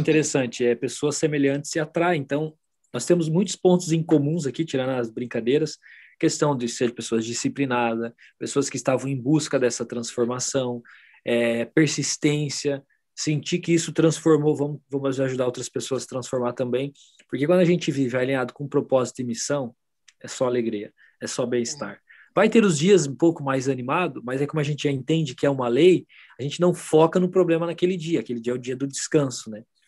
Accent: Paraná, Brazil; moved away; eu sou paranaense, então eu falava porta

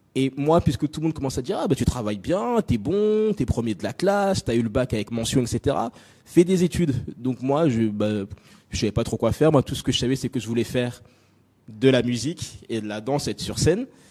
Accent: France; also born or lived in Nancy, France / Congo (ancestry); j'ai grandi en France. J'ai grandi en France. Je suis né dans une petite ville euh, du nord, je sais même plus où c'est, du nord-est de la France qui s'appelle Nancy. Euh, j'ai passé très peu de temps là-bas

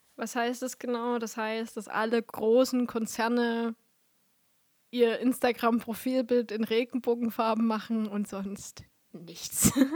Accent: Vogtland, Germany

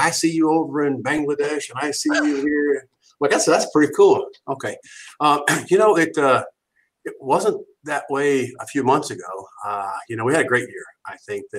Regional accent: Ohio, United States; I'm from Ohio

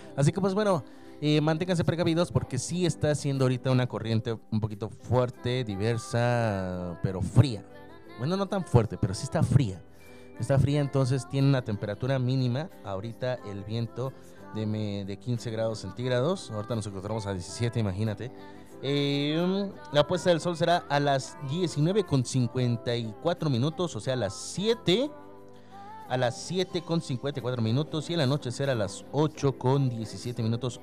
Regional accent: Mexico; Nosotros aquí en México

